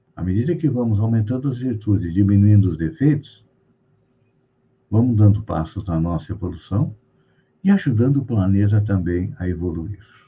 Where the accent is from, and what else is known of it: Brazil